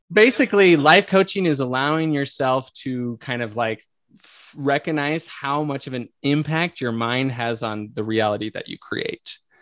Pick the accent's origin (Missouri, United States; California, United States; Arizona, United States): Arizona, United States; moved away as an adult; also born or lived in Italy; now in Utah, United States; I grew up in Arizona.